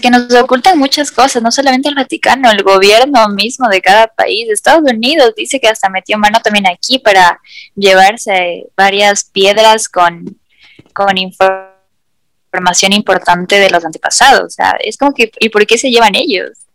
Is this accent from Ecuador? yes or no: yes; Ecuador; nosotros viviendo en este país